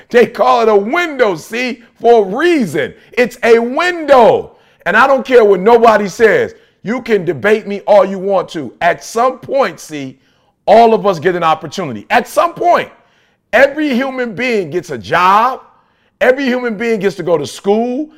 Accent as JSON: {"language": "English", "town": "Detroit", "region": "Michigan", "country": "United States", "said": "I'm from Detroit"}